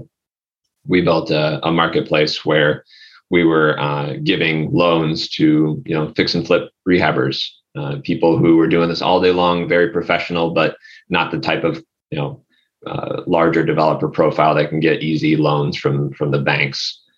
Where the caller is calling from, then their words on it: Chicago, Illinois, United States; also born or lived in Los Angeles; Warm and sunny Chicago. I used to be in Los Angeles